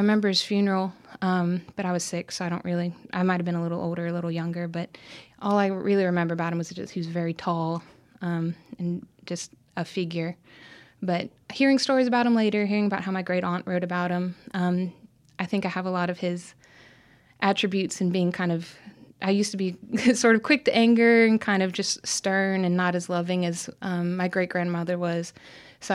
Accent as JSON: {"language": "English", "town": "Tallahassee", "region": "Florida", "country": "United States", "tie": "born or raised there", "also_born_or_lived": "Richmond, Virginia / Norfolk, Virginia / Newport News, Virginia / Little Rock, Arkansas", "said": "I was born in Richmond, Virginia, and I lived in a couple places, including Norfolk and I think Newport News. Before kindergarten and around first grade, we lived in Little Rock for a year. Then I grew up mostly in Tallahassee, Florida, North Florida"}